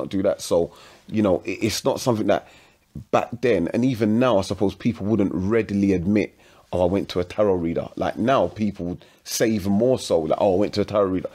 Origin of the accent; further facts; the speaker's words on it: London, United Kingdom; also born or lived in Woodford; I'm from Hackney. I went to school in Woodford.